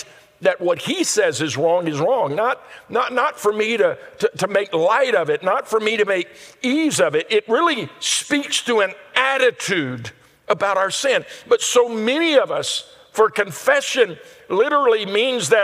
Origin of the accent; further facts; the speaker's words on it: Louisiana, United States; Where we grew up in Louisiana